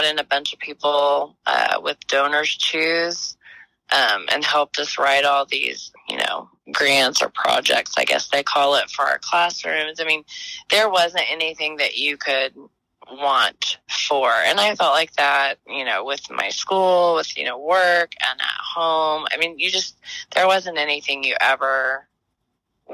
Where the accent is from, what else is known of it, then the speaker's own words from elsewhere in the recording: Moore, Oklahoma, United States; I grew up here. I grew up in Moore. I went to Moore schools.